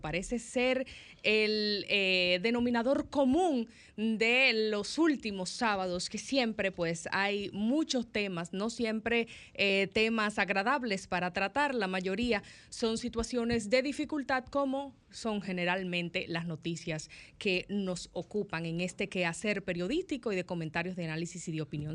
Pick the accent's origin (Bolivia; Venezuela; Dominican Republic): Dominican Republic; como dominicanos